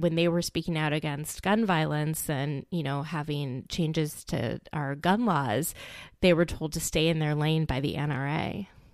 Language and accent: English; Minneapolis, Minnesota, United States; my hometown of Minneapolis, Minnesota